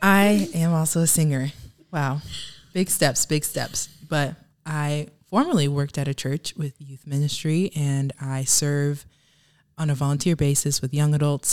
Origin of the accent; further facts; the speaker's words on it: Houston, Texas, United States; moved away as an adult; now in Michigan, United States; I grew up in Texas